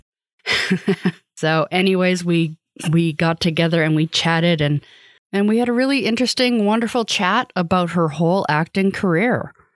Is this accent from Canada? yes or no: yes; Canada; I'm Canadian